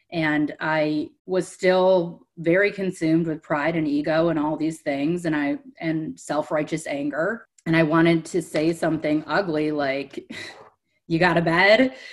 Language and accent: English; Cleveland, Ohio, United States; moved away; also born or lived in Delray Beach, Florida; I'm from Cleveland, Ohio. I grew up in a dysfunctional home